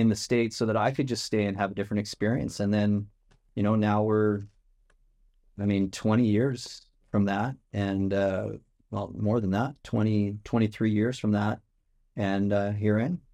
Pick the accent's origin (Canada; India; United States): Canada; Lethbridge, Alberta; it's south of Calgary. And so if you know Calgary Flames or the Calgary Stampede, that was, that's how I grew up, around those kind of things